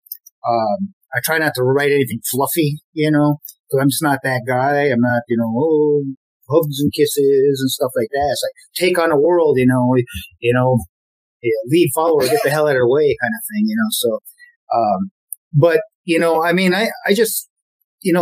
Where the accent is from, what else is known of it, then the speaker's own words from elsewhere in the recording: Memphis, Tennessee, United States; we grew up together in the Memphis music scene